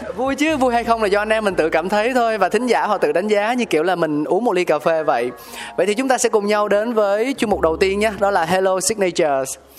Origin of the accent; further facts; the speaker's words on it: Ho Chi Minh City, Vietnam; mình là một người con sinh ra lớn lên tại thành phố Hồ Chí Minh